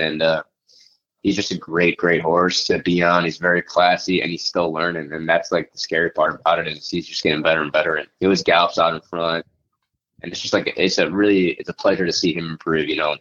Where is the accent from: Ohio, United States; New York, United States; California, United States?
New York, United States; Farmington; I grew up in Farmington